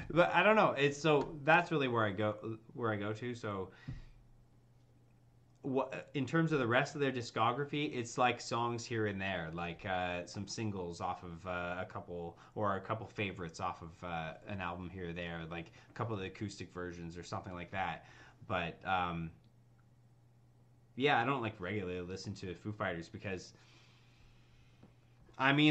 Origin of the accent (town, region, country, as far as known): Canada